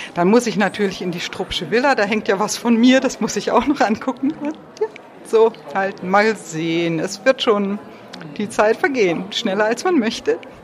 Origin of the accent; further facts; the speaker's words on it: Lüneburg Heath, Lower Saxony, Germany; Wir kommen ja auch aus dem Norden, aus der Lüneburger Heide